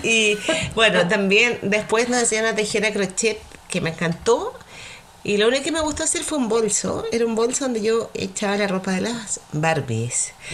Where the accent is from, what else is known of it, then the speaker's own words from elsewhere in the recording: Valparaíso, Chile; me crié en la Avenida Argentina, eh, rodeada de colegios